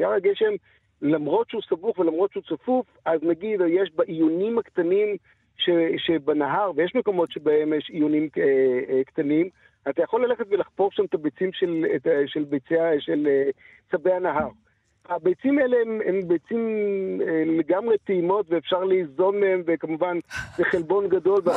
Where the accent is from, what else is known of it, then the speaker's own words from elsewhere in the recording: Israel; בתור ישראלים